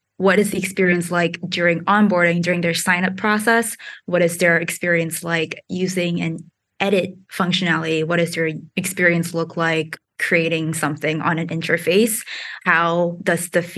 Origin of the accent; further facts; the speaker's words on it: New York, United States; also born or lived in Singapore; I grew up in New York, but I was born in Singapore